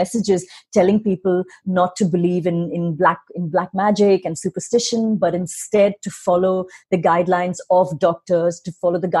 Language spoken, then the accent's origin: English; India; you're American, I'm Indian.